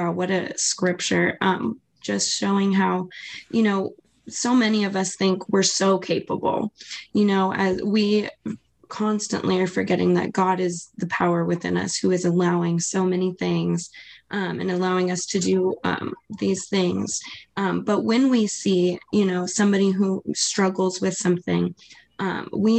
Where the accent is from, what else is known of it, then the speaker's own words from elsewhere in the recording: Maui, Hawaii, United States; I'm also from Hawaii. I'm from Maui, Hawaii.